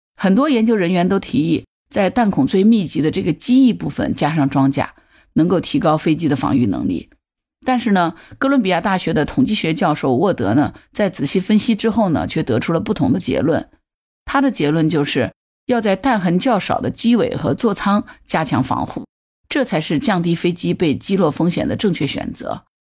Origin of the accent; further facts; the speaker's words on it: China; 作为中国人来说，我们五千年的历史血脉里，它是有吃苦的传统的